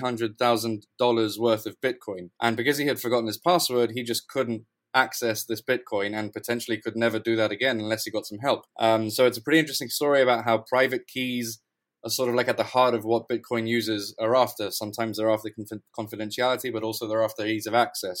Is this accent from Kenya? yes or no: no; Gibraltar; moved away as an adult; now in London, United Kingdom; I'm originally from Gibraltar. I've been living in London for about a year now.